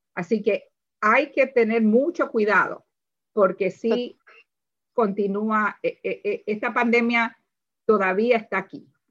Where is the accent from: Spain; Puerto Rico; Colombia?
Puerto Rico; moved away as an adult; now in Howard County, Maryland, United States; yo soy de Puerto Rico